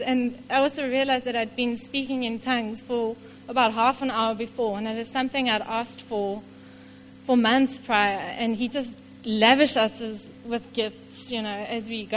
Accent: King William's Town, Eastern Cape, South Africa; I grew up in King Williamstown, not too far away from here

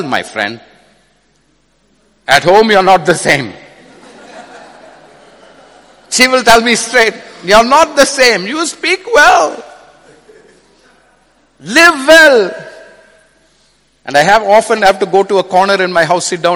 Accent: India; I come from India.

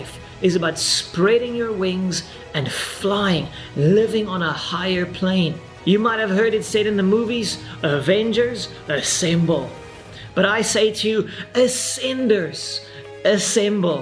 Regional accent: South Africa; I'm this random pastor from South Africa

